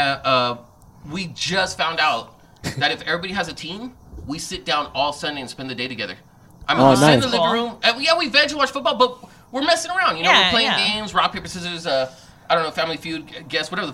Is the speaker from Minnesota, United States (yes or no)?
no; Los Angeles, California, United States; I grew up in East